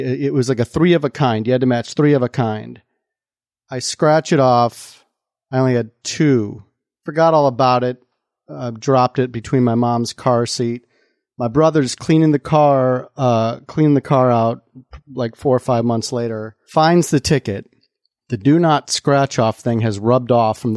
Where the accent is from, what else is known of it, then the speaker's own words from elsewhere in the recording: Mundelein, Illinois, United States; the town I grew up in Illinois, northern suburbs of Chicago, right near the Wisconsin border, town called Mundelein.